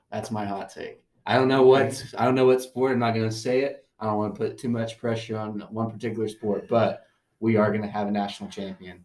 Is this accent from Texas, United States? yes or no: yes; Tyler, Texas, United States; I am from Tyler, Texas, good old East Texas